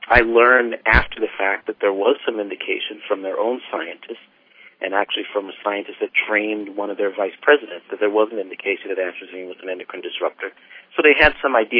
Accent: South Carolina, United States; moved away as an adult; also born or lived in Massachusetts; now in Berkeley, United States; I grew up in South Carolina

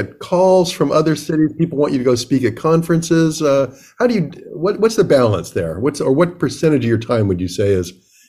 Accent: East Coast, United States; I'm from the East Coast

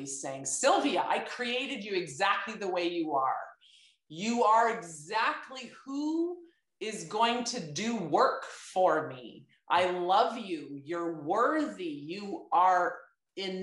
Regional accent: Beamsville, Ontario, Canada; I was born and raised in Beamsville

